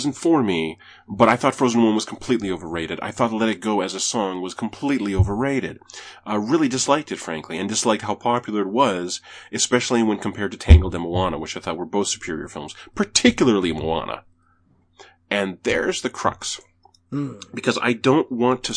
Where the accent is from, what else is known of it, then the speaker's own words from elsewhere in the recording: Canada; as a Canadian